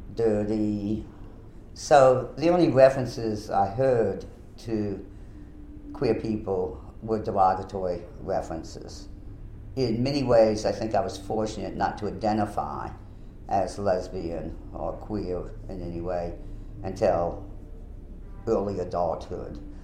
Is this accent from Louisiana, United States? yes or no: yes; New Orleans, Louisiana, United States; I was born in 1940, grew up uh, in the New Orleans vicinity. I always say I'm from New Orleans because even though I grew up in Jefferson Parish